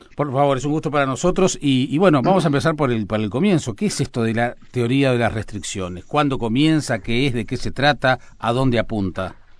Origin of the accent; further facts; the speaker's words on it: San José de Mayo, San José, Uruguay; moved away as an adult; now in Montevideo, Uruguay; de mi pueblo, de San José